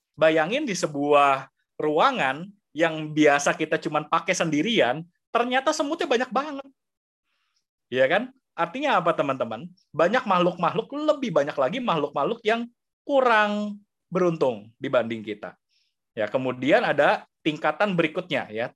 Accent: Indonesia; kita lahir di sini, kita umat Buddha. Lahir di Indonesia, di zaman sekarang

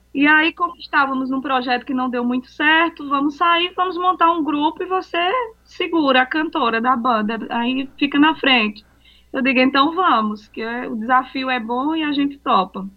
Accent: Aurora, Ceará, Brazil; eu sou de Aurora.

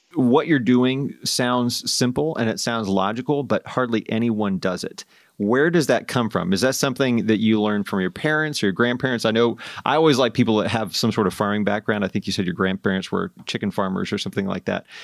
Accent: Indiana, United States; I grew up in Indiana

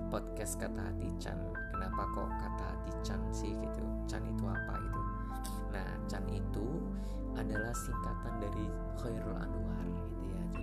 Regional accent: Lamongan, East Java, Indonesia; now in Malang, Indonesia; kemudian saya ini berasal dari Lamongan Jawa Timur saya sudah tinggal di kota Malang sudah hampir uh, apa ya setengah dari umur saya ini saya habiskan uh, berada di Malang itu sendiri

